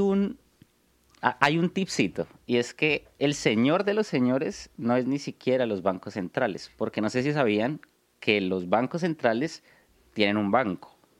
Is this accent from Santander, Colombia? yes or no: no; Bogotá, Colombia; Soy de Bogotá, Colombia